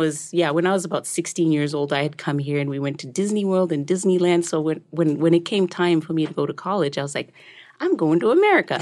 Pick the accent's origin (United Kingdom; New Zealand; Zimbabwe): Zimbabwe; also born or lived in Rusape, Zimbabwe / Harare, Zimbabwe; now in United States; I grew up as a s, you know, just a young kid that loved living in, uh, Zimbabwe. my mother later moved to the bigger city, which is Harare.